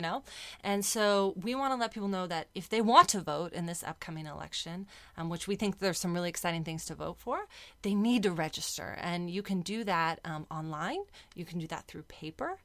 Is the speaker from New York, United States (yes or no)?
no; San Diego, California, United States; So I was born and raised in San Diego